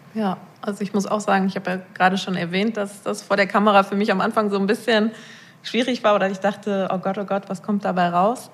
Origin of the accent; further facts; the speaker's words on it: Rheinberg, North Rhine-Westphalia, Germany; komme aus Rheinberg vom Niederrhein